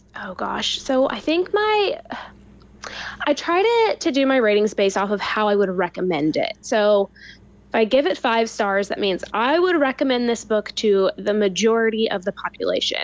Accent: Louisville, Kentucky, United States; also born or lived in California; now in Lexington, United States; you live in Louisville, which is my hometown

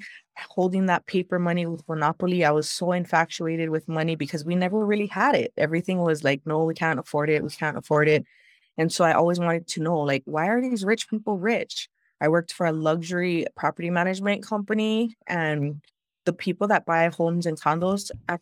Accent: Hawaii, United States; I've born and raised in Hawaii on this island, and everybody knows everybody.

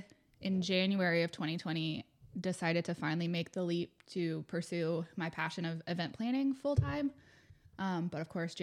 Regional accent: Charlotte, North Carolina, United States; Born and raised in Charlotte.

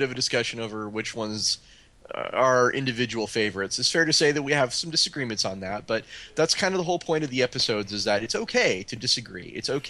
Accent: Austin, Texas, United States; Austin, Texas, my hometown.

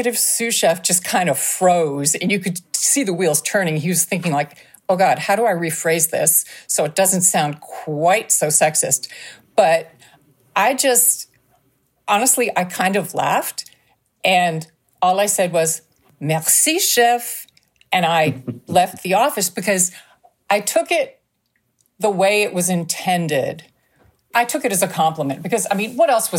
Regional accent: Canada; moved away as an adult; also born or lived in Toronto / Texas; now in United States; being Canadian, I had taken French in school

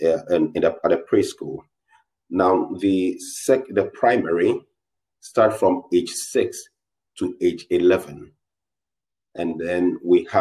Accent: Ghana; I'm from Ghana

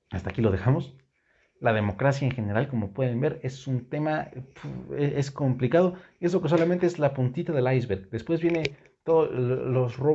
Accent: Mexico; general los mexicanos tenemos que empezar a pensar que los corruptos y los culeros no son los políticos, somos los mexicanos.

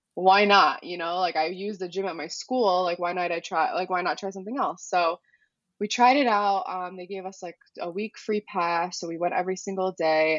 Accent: New York City, New York, United States; I was born in the Bronx. So I grew up around plenty Albanian families, but not in Albania

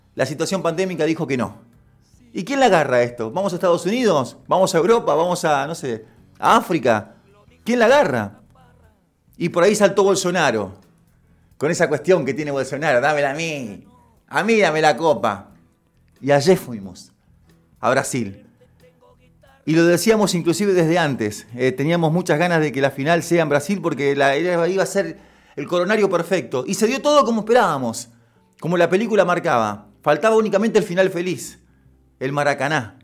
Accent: Argentina; los argentinos

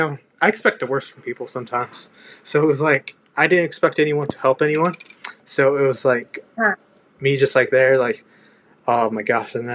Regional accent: Texas, United States; I love being a Texan

